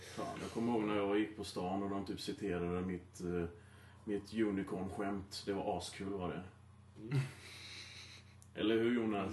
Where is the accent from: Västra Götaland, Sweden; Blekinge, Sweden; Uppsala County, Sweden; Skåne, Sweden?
Västra Götaland, Sweden; Gothenburg; accent: Gothenburg dialect; jag är göteborgare då, så ville de att jag skulle överdriva min, eh, göteborgska dialekt